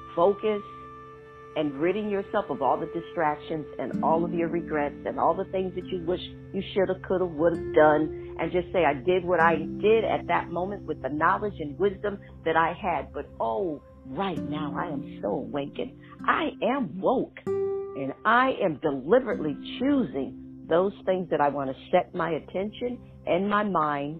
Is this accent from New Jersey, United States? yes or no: no; Schenectady, New York, United States; my hometown